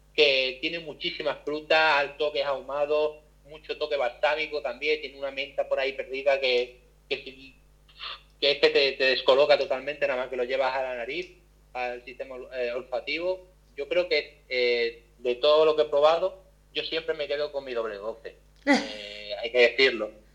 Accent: Málaga, Andalusia, Spain; yo soy malagueño, pero yo también soy, soy sumiller

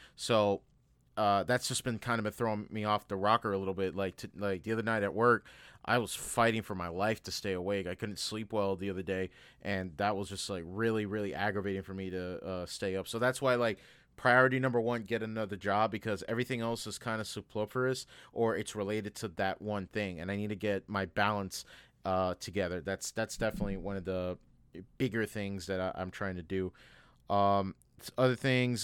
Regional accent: United States; as an American

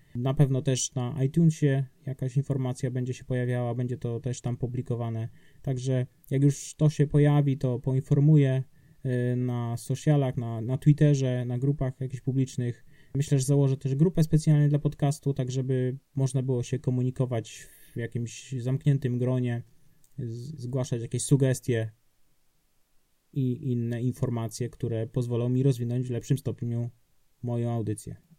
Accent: Subcarpathian Voivodeship, Poland; now in Wrocław, Poland; ja pochodzę z Podkarpacia, jechałem do swojego rodzinnego domu

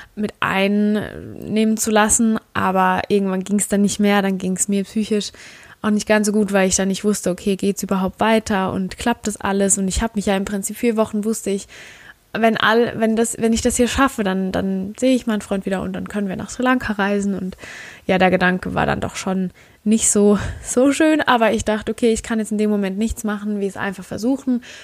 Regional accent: Germany; wir sind aus Deutschland

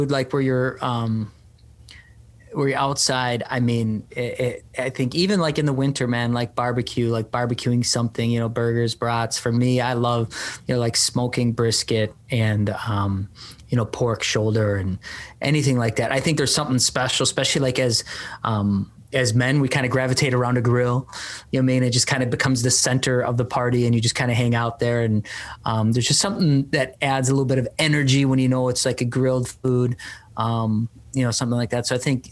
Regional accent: Milwaukee, Wisconsin, United States; I grew up on the south side, 12th Street

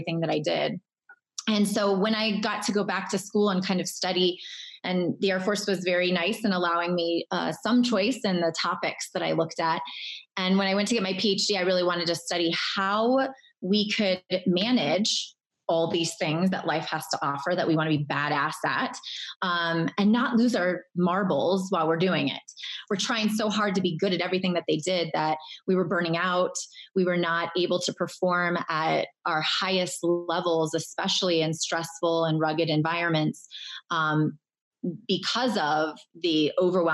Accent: Irvine, California, United States; moved away as an adult; I grew up in Southern California as the daughter of public servants

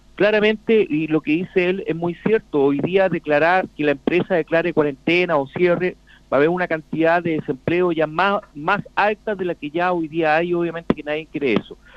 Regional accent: Chile; somos todos chilenos, somos todos hermanos

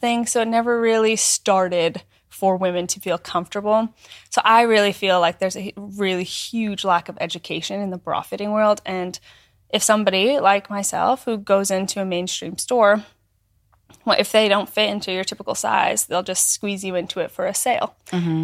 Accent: small town in northern Alberta, Canada; moved away; I'm from Canada. Yeah. Um, a small town in northern Alberta. I grew up

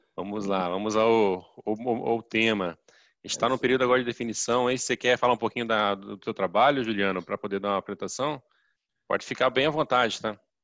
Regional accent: Juiz de Fora, Minas Gerais, Brazil; eu sou, sou de Juiz de Fora

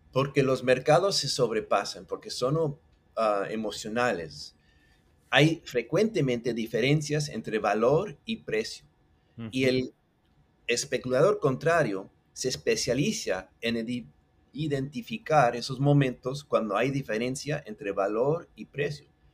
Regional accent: Mexico City, Mexico; accent: chilango; Spanish is a second language; now in Puerto Rico; El español lo hablo bastante bien, me, llevo bien, pero lo aprendí de chiquito en México. Eh, decimos que tengo acento chilango

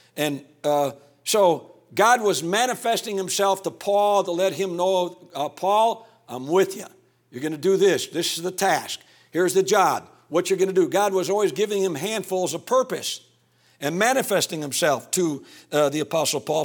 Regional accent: Calumet City, Illinois, United States; I came from North, uh, Calumet City, right next to Hammond, Indiana

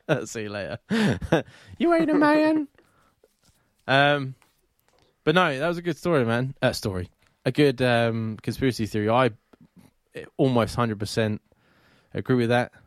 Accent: England, United Kingdom; I am English

